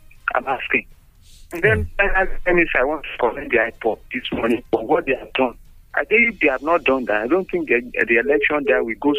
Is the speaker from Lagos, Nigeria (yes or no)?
no; Abeokuta, Ogun State, Nigeria; from Abeokuta.